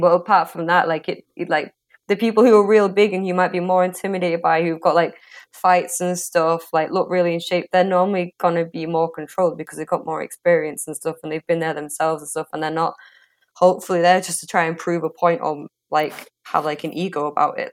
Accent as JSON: {"language": "English", "region": "England", "country": "United Kingdom", "tie": "born or raised there", "said": "growing up in England"}